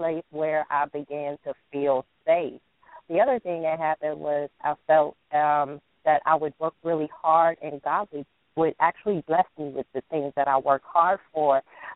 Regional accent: New York City, New York, United States; I'm also from New York. I was born and raised in the Bronx

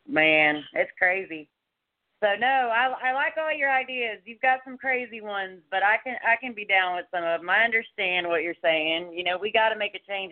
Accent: Dallas Fort Worth area, Texas, United States; moved away as an adult; also born or lived in Colorado; I'm a Texas native. I've been here my whole life. I was born and raised in Dallas Fort Worth area.

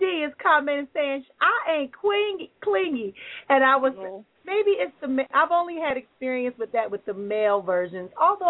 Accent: Wisconsin, United States; Okay, I was born in the Midwest, actually. Our hometown's Wisconsin.

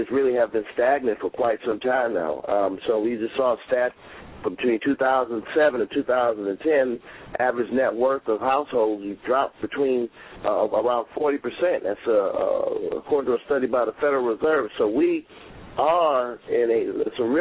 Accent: Detroit, Michigan, United States; now in New York, United States; my hometown of Detroit

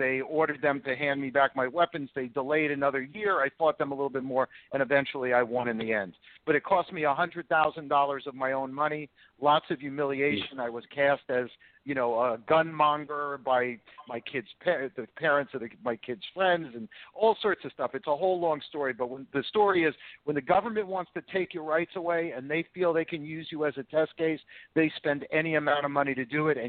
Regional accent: New Jersey, United States; Look, I came from New Jersey.

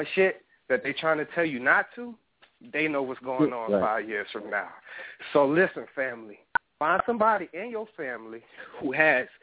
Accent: New Orleans, Louisiana, United States; now in Arizona, United States; I'm from New Orleans

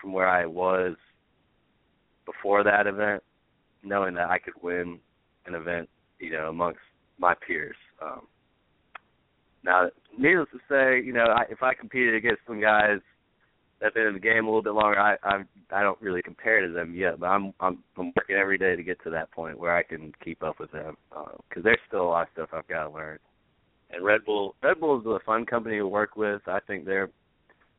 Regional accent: Auburn, United States; I'm from Auburn

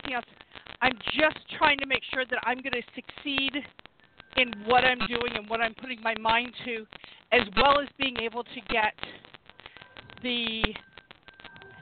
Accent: Florida, United States; now in Louisville, United States; I grew up in Florida

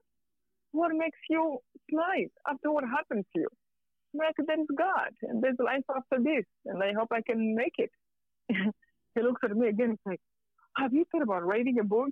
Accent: Rwanda; moved away; I'm from Rwanda.

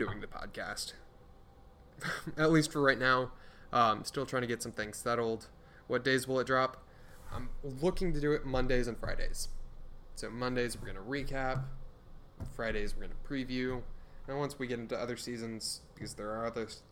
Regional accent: Houston, Texas, United States; I'm a Texans fan, I'm from Houston

